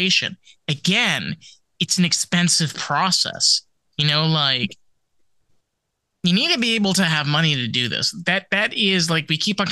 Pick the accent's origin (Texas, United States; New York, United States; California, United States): New York, United States; Rockland County; I grew up in Rockland County